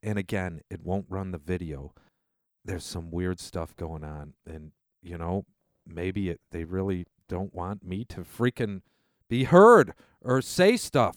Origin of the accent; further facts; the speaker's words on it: United States; We as American citizens